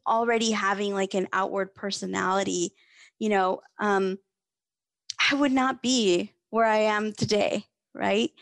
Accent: Fresno, California, United States; also born or lived in Mexico; I have lived in Fresno since I was 7 years old

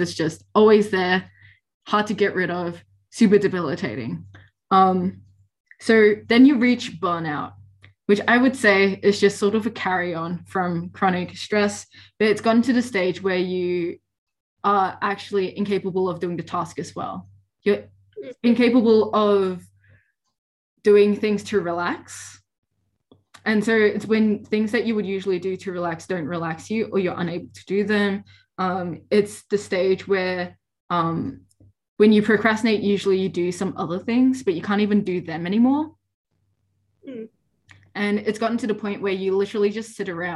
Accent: Victoria, Australia; I'm from Victoria

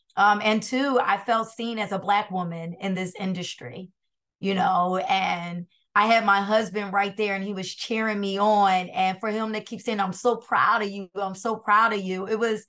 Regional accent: Brooklyn, New York, United States; And don't tell anyone that because I'm from Brooklyn.

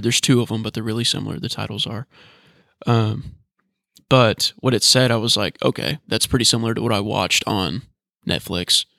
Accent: Northern Kentucky, United States; I'm from Northern Kentucky, but it's really the southern part of Northern Kentucky.

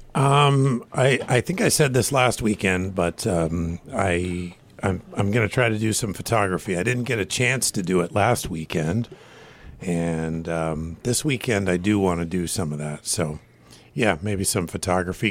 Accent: Washington, United States; I grew up in Washington

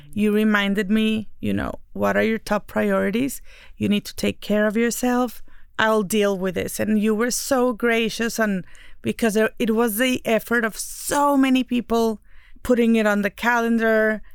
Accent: Mexico; I'm the Mexican one

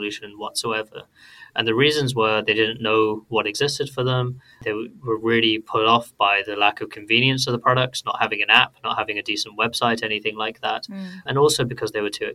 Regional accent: United Kingdom; a British Muslim growing up here in the UK

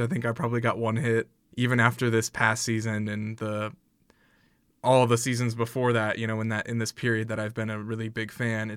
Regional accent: South Bend, Indiana, United States; I'm from South Bend

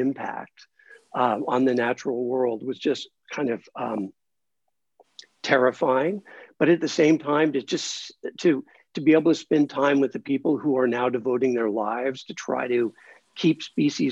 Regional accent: Los Angeles, California, United States; moved away as an adult; also born or lived in New York City; I grew up in Los Angeles and lived most of my adult life in New York City

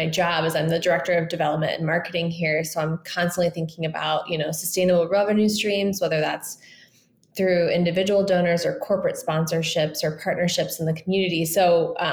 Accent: Indianapolis, Indiana, United States; moved away as an adult; also born or lived in Bay Area; I was born and raised in Indianapolis

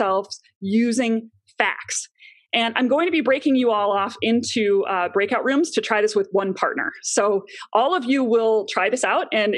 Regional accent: Chicago, Illinois, United States; moved away as an adult; also born or lived in New York City; now in Longmont, Colorado, United States; I am originally from Chicago

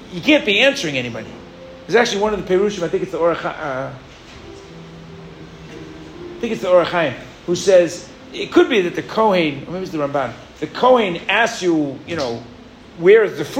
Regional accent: New York, United States; moved away; I grew up in New York

